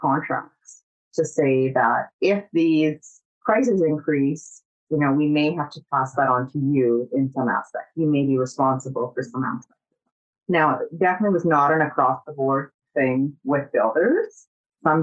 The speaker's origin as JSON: {"language": "English", "town": "Kenora", "region": "Ontario", "country": "Canada", "tie": "born or raised there", "moved": "yes", "lives_now": "Calgary, Canada", "said": "I'm from Northern Ontario. I was born and raised on the lake"}